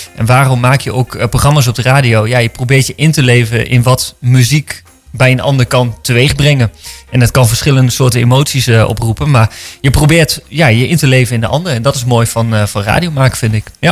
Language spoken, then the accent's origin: Dutch; Winterswijk, Gelderland, Netherlands; moved away as an adult; also born or lived in Randstad; in mijn tienerjaren in de Achterhoek in Winterswijk, waar ik vandaan kom